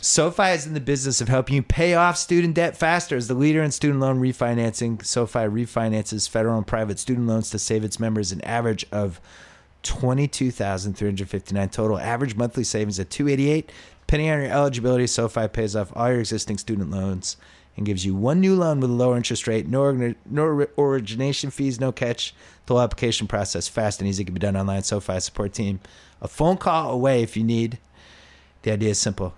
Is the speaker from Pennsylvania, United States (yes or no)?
no; Boston, Massachusetts, United States; when I was growing up in Boston, we had the whole busing thing